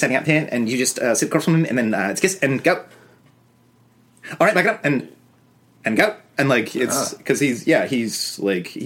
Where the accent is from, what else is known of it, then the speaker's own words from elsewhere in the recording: Toronto, Ontario, Canada; I'm some dipshit from Toronto